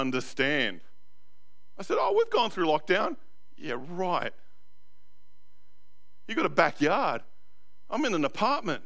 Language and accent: English; Australia; moved away as an adult; now in New Zealand; as an Aussie, the residency doesn't work because I've come in here after a certain time.